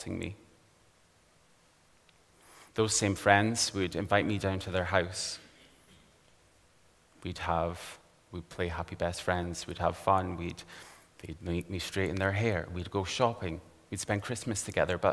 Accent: Aberdeen, Scotland, United Kingdom; I grew up here in Aberdeen, in a very respectable suburban area, right here in the northeast of Scotland

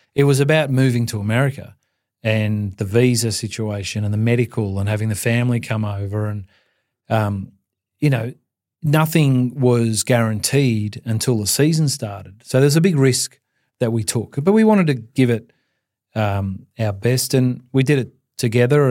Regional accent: Geelong, Victoria, Australia; growing up in Geelong, down the Ballinaran Peninsula

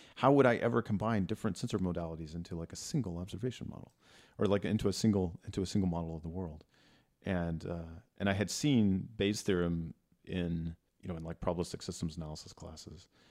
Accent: Texas, United States; moved away; I grew up in Texas

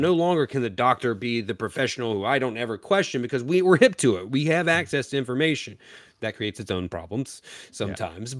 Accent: Eastern North Carolina, United States; I'm from Eastern North Carolina, which is rich in, in culture and history.

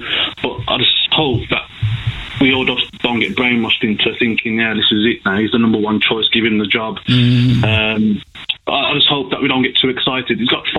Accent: Birmingham, West Midlands, United Kingdom; I'm not from Manchester, from Birmingham.

